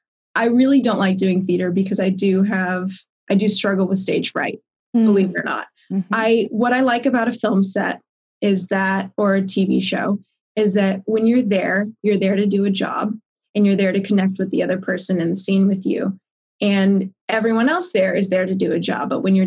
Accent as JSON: {"language": "English", "town": "Coppell", "region": "Texas", "country": "United States", "tie": "born or raised there", "said": "I grew up in Coppell."}